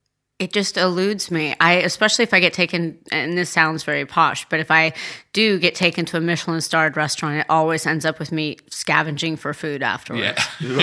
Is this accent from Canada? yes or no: no; Tuscany, Italy; moved away; also born or lived in California; I grew up in Tuscany.